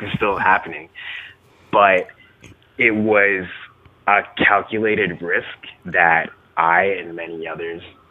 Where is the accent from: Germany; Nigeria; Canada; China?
Canada; I grew up in Canada